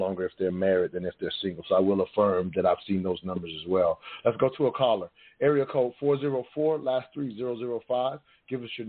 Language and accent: English; the South, United States; growing up in the South